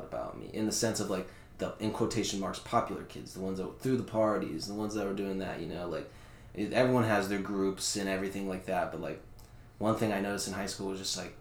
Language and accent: English; Fleming Island, Florida, United States; also born or lived in New York; I came from Fleming Island, dude. Like, this place is, like, very upper middle, rich class, like, higher class